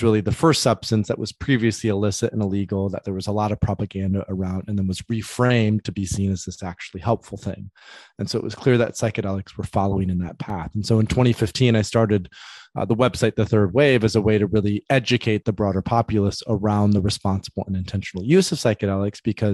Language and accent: English; Grand Rapids, Michigan, United States; I grew up in West Michigan, in a place called Grand Rapids